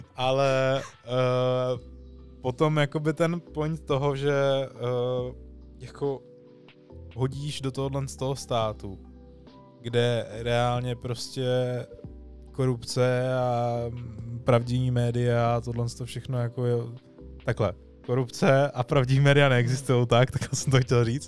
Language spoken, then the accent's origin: Czech; Czechia; jsme dobrý Češi